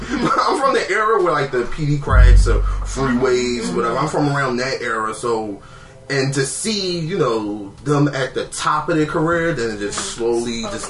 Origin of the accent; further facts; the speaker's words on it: Philadelphia, Pennsylvania, United States; I come from North Philly, okay? I live across from our project.